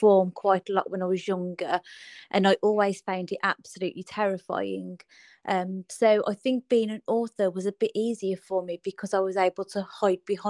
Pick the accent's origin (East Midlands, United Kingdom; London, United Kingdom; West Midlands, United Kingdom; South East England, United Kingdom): West Midlands, United Kingdom; Birmingham; I'm from Birmingham in the UK.